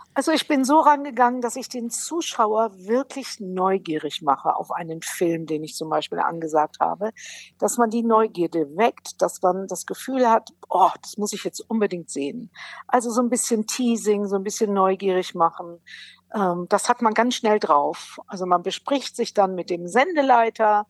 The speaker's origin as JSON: {"language": "German", "town": "Brilon", "region": "North Rhine-Westphalia", "country": "Germany", "moved": "yes", "said": "ich bin aus Brilon, das liegt im Sauerland"}